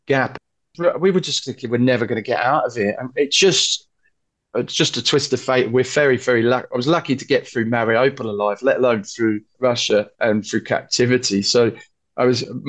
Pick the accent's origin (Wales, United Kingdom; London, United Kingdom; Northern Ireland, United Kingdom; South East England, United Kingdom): London, United Kingdom; where are you from? I said, London.